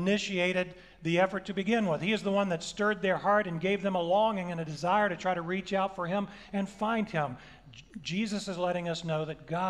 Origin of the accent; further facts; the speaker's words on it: the South, United States; I'm from the South